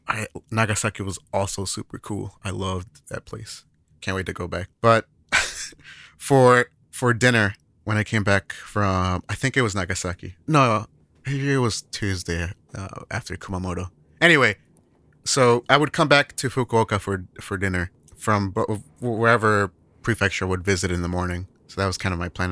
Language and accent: English; United States; now in Japan; as an American